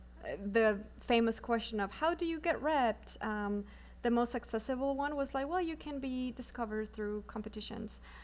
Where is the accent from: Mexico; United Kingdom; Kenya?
Mexico; first language Spanish; English is a second language; moved away as an adult; now in Los Angeles, United States; I came to film school from Mexico. I moved here in 2014